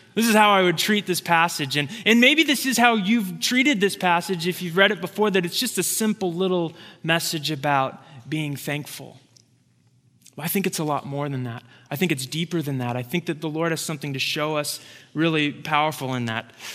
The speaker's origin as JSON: {"language": "English", "town": "Santa Rosa", "region": "California", "country": "United States", "tie": "born or raised there", "moved": "yes", "said": "It's actually my hometown. It's the town that I grew up in."}